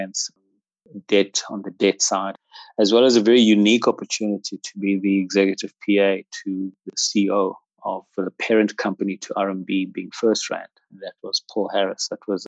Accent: Johannesburg, Gauteng, South Africa; also born or lived in Roodepoort; I'm a South African by birth, born in the dynamic township of Soweto. Grew up in Soweto, went to school there in primary and secondary school.

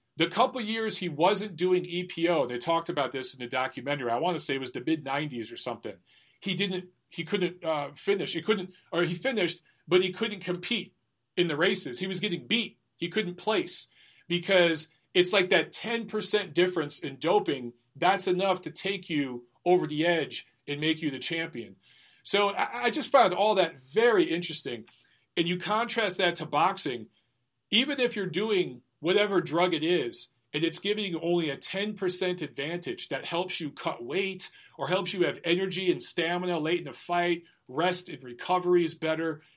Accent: Detroit, Michigan, United States; I'm from Detroit

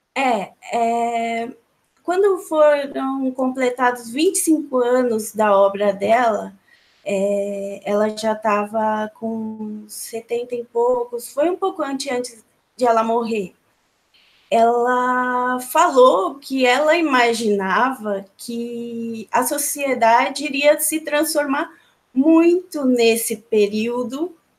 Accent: São Paulo, Brazil; eu estou em São Paulo, nasci em São Paulo, sou de São Paulo

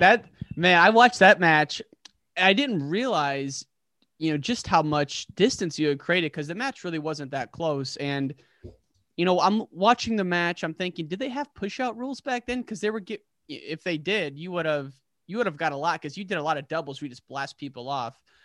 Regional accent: Illinois, United States; I'm not from Chicago. I'm from Illinois

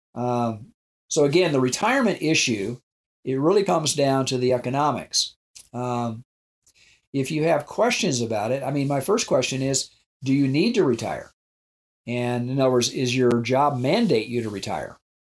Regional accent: South Dakota, United States; I grew up in South Dakota on a ranch

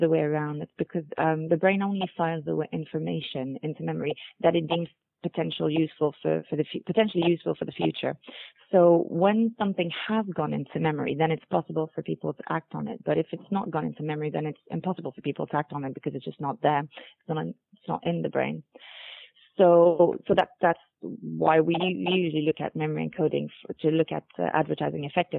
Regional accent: Montreal, Quebec, Canada; moved away; also born or lived in United Kingdom; I am actually from Montreal, Canada, so I've done work in North America and in the UK before joining NeuroInsight

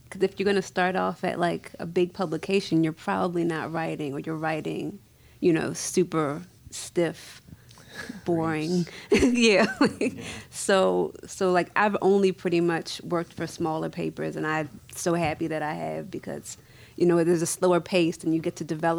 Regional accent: Annapolis, Maryland, United States; it's very similar to the community that I grew up in Annapolis, which is the parole area, which is one of the few kind of middle-class black communities really in Maryland.

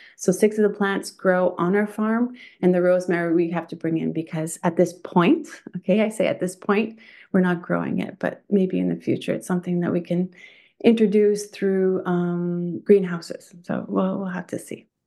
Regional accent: Thunder Bay, Ontario, Canada; now in Quebec, Canada; From Thunder Bay, Ontario, um, grew up a country girl in the countryside

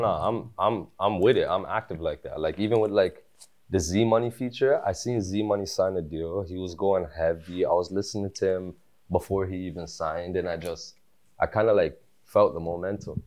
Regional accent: Toronto, Ontario, Canada; also born or lived in Malton, Mississauga, Ontario; I was born at Tobico General

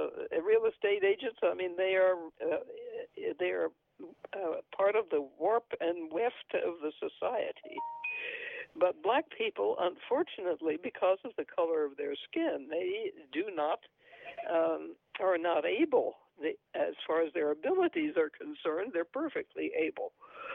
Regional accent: New Mexico, United States; born there; and I was born in New Mexico, and yes. New Mexico is also, I think, at least probably 60% Hispanic.

